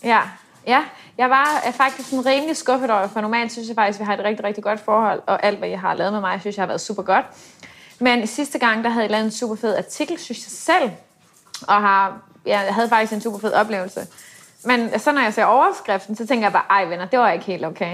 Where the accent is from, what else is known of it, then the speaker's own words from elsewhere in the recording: Denmark; moved away as an adult; now in Dubai, United Arab Emirates; som dansker